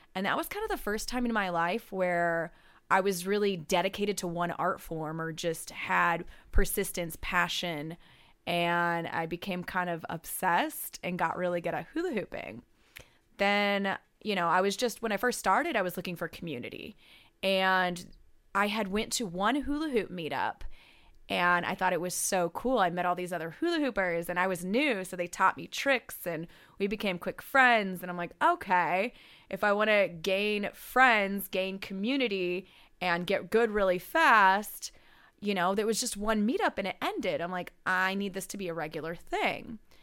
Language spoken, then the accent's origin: English; Tucson, Arizona, United States; also born or lived in Phoenix / Los Angeles / New York City; now in Las Vegas, United States; I grew up in Tucson, Arizona, where there wasn't a lot